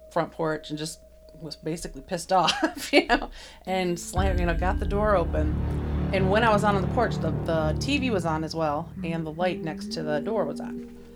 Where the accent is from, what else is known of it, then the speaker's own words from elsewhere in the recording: Grand Rapids, Michigan, United States; Michigan. Born and raised in Grand Rapids.